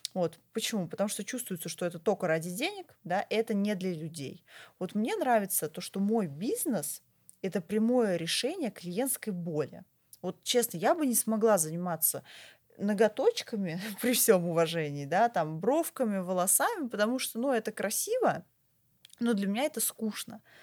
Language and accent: Russian; Moscow, Russia; я вообще москвичка, да, коренная москвичка, я родилась в Москве, я училась в Москве, я никуда отсюда не уезжала